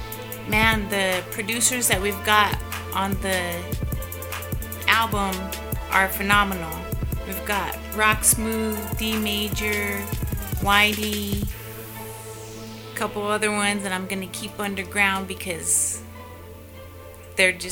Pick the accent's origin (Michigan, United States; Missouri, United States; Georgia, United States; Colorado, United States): Colorado, United States; I'm from Colorado, 970